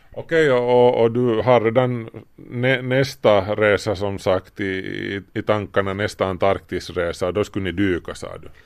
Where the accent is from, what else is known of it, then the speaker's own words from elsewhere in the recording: Finland; vi är ju finlandssvenskar